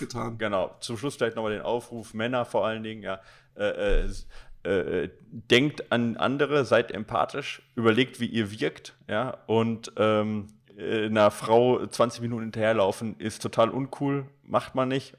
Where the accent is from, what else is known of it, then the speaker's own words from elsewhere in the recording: Recklinghausen, North Rhine-Westphalia, Germany; ich bin in Recklinghausen Süd groß geworden